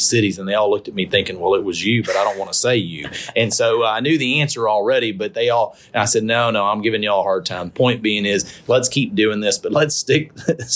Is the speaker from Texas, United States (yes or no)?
yes; Houston, Texas, United States; I grew up in the Houston area. My family still lives in the Houston area.